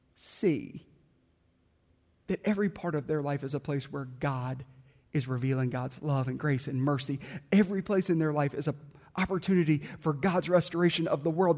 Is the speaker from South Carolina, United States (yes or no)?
yes; South Carolina, United States; I grew up in South Carolina